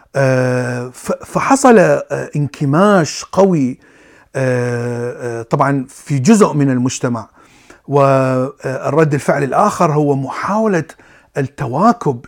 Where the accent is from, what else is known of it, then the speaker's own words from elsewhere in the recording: Iraq; ولدت وعشت في العراق